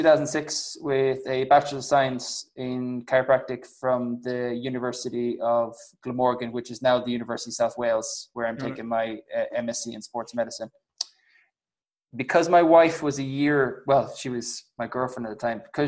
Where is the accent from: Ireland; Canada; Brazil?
Ireland; Kerry, Munster; also born or lived in Bristol; I'm from Kerry, which is south